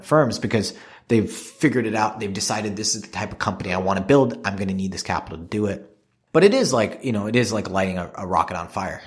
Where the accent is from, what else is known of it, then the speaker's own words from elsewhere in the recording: Singapore; moved away; I grew up in Singapore where people don't smoke